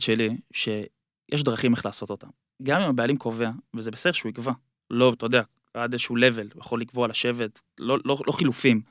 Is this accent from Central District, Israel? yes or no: yes; Ra'anana, Central District, Israel; moved away as an adult; now in Bangkok, Thailand; רעננה, בגלל שגדלתי שם